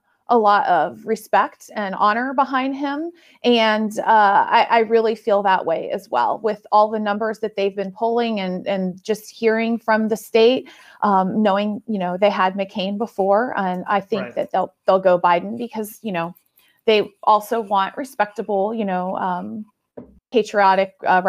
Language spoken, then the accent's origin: English; Tampa, Florida, United States; Okay. So Florida is my home state, right?